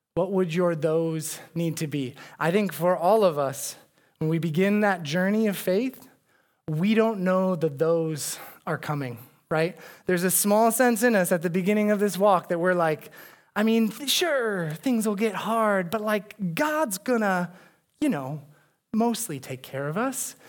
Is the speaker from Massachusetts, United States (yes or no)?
no; Arizona, United States; now in Chicago, United States; I'm from Arizona. Uh, we had a lot of mountains around us